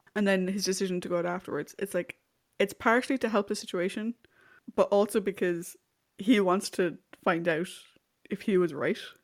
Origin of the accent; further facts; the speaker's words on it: Ireland; I'm also speaking as an Irish person.